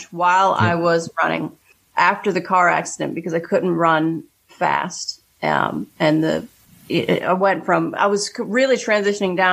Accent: Pittsburgh, Pennsylvania, United States; moved away; I grew up on the East Coast, and in Pittsburgh

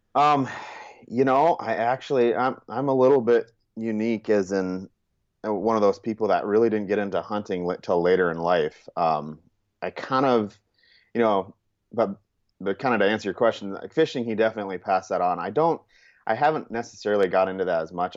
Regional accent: Churchill, Montana, United States; also born or lived in California; I'd say Montana. That was where I spent most of my childhood

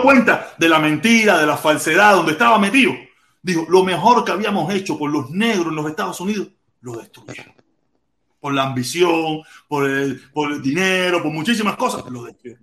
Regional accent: Pinar del Río, Cuba; moved away as an adult; yo soy pinareño

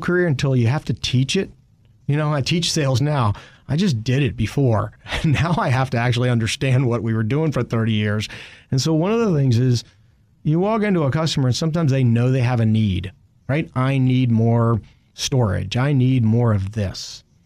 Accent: Richmond, Virginia, United States; I grew up in Richmond

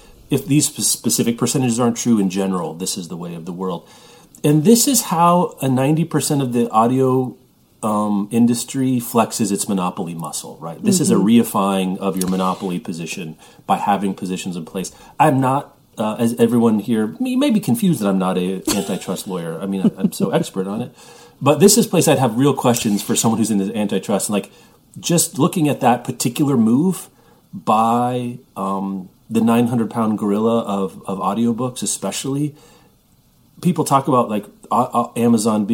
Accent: Midwest, United States; growing up in the Midwest

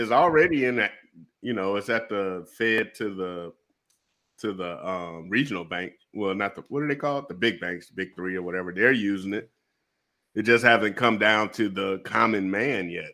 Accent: Detroit, Michigan, United States; also born or lived in Japan; I'm from Detroit

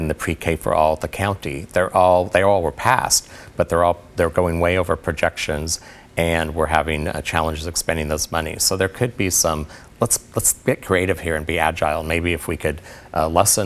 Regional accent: Portland, Oregon, United States; my hometown

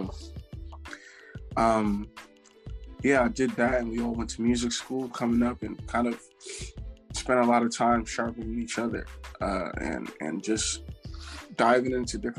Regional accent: Plainfield, New Jersey, United States; So I grew up in Plainfield, New Jersey.

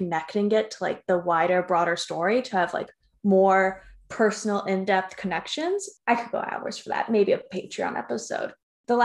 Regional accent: Yonkers, New York, United States; also born or lived in White Plains, New York; I was born in White Plains Hospital, but lived in Yonkers

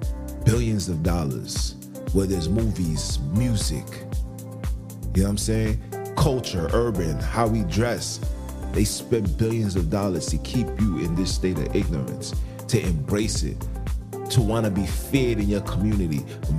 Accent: Jamaica; I'm a Jamaican.

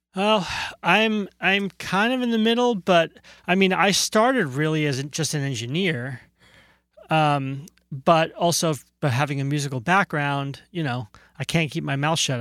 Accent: New Jersey, United States; born or raised there; moved away as an adult; also born or lived in Brooklyn, New York; now in California, United States

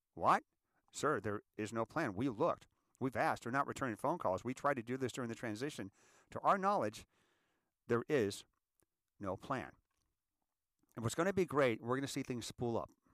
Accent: United States; I'm an American, and I want to be a good American

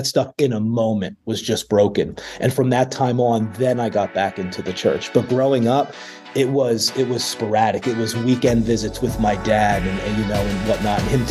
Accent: Gilbertsville, Pennsylvania, United States; moved away as an adult; now in York, United States; I grew up in small town Gilbertsville, PA. Nobody knows where that is. So I typically tell people it's outside of Philadelphia

